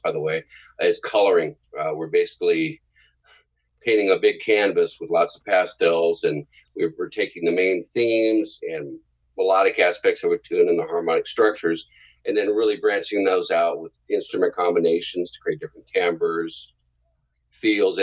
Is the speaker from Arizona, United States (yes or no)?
no; San Diego, California, United States; moved away as an adult; also born or lived in Kentucky / Boston / Cleveland / Nashville; now in Los Angeles, United States; I grew up in San Diego and not raised there. I was born in Kentucky, of all places, and then moved to San Diego when I was real young. And I grew up and went to school there and everything.